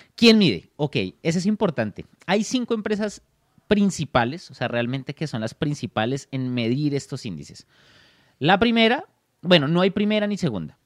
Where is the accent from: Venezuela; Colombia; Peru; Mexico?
Colombia; Bogotá; Soy de Bogotá, Colombia